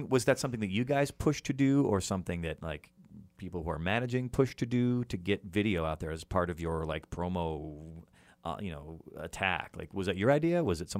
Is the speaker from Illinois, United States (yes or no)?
yes; outside of Chicago, Illinois, United States; I grew up outside of Chicago.